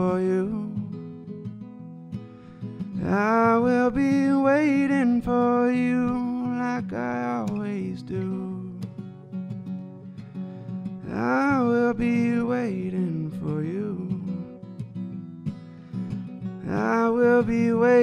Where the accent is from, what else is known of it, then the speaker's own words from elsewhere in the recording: Chelsea, Michigan, United States; we're all from Chelsea